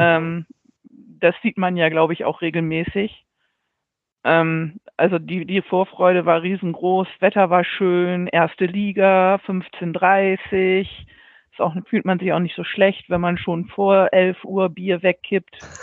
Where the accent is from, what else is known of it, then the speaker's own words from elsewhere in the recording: Bremen, Germany; Ich bin aus Bremen.